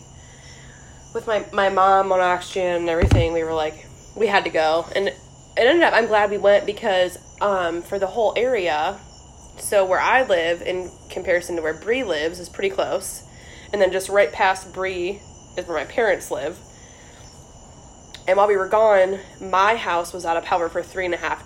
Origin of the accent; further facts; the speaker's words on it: Ohio, United States; moved away; also born or lived in Norfolk, Virginia; I'm from Ohio